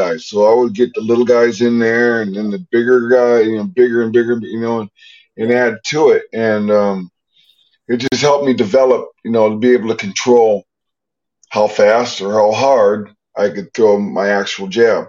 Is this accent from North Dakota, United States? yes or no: yes; North Dakota, United States; also born or lived in Missouri; I'm born in Missouri, but raised in North Dakota.